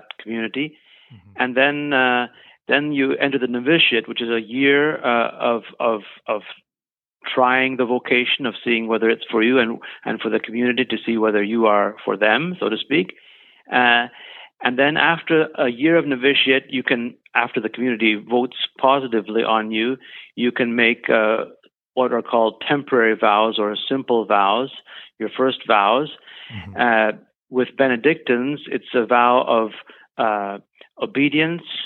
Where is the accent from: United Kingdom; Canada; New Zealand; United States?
Canada; also born or lived in Germany; now in British Columbia, Canada; I was born in Germany, but we moved to Canada when I was young